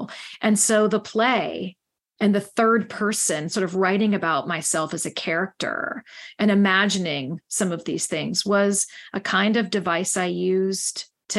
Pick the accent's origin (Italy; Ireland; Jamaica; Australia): Ireland; Oh, yes, I'm Irish. Yes, I can.